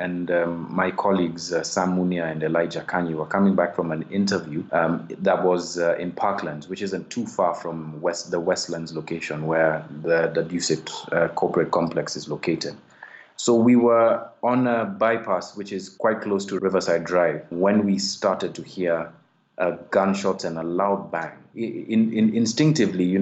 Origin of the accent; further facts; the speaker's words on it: Kenya; I'm a Kenyan investigative journalist